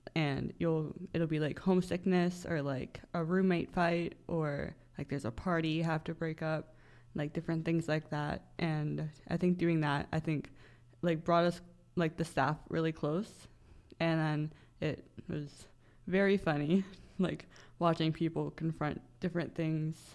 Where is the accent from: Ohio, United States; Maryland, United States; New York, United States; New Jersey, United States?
Maryland, United States; Bel Air; moved away as an adult; now in Frederick, United States; I am from Bel Air, Maryland, so that's about an hour and a half drive pretty much straight east